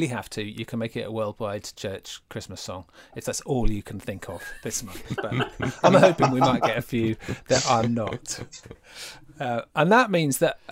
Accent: England, United Kingdom; we feel like that as English people

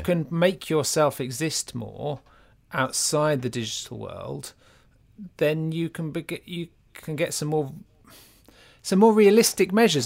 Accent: Norfolk, East of England, United Kingdom; moved away; When I grew up in Norfolk

